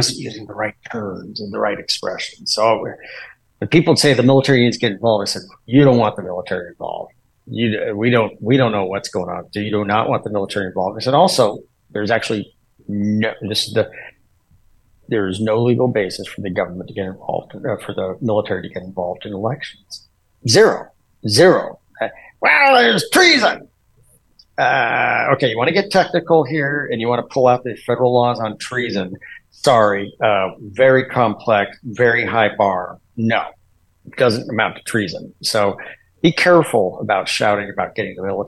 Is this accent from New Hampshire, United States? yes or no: no; Washington, United States; Washington, my home state.